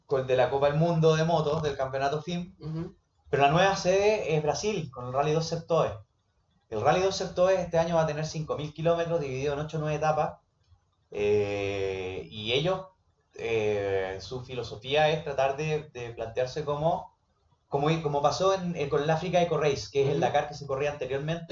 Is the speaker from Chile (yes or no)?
yes; Iquique, Tarapacá, Chile; yo soy de Iquique